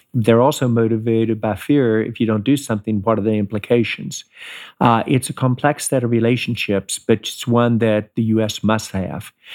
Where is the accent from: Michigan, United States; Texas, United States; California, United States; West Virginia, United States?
West Virginia, United States; Charleston; moved away; growing up in West Virginia, tremendous honor, very proud of my home state.